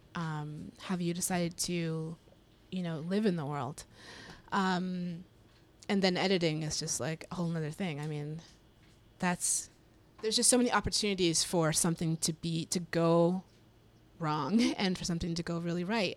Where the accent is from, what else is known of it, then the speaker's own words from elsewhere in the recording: Colorado, United States; I'm from Colorado, so I grew up in very white spaces all the time